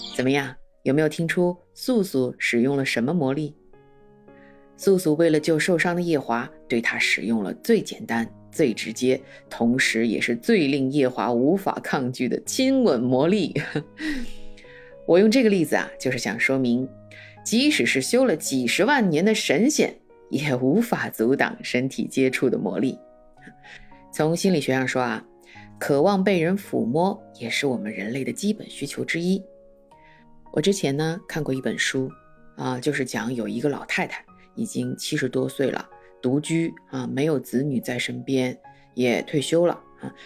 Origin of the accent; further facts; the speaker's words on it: China; 我们中国人